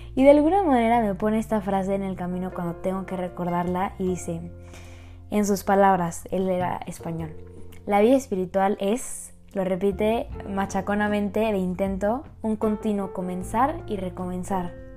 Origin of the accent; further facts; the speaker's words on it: Querétaro, Mexico; Yo soy de Querétaro